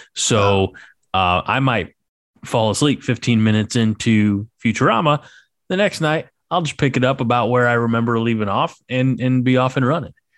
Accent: near Saint Louis, Missouri, United States; I grew up near Saint Louis

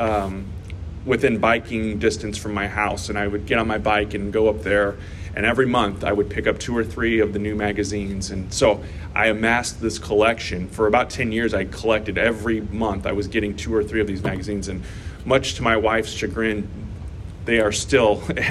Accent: St. Louis, Missouri, United States; I grew up in St. Louis

